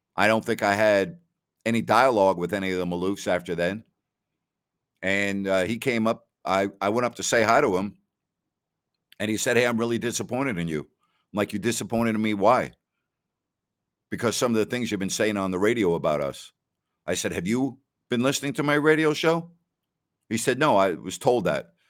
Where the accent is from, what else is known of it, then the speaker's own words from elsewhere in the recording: New York, United States; I'm from New York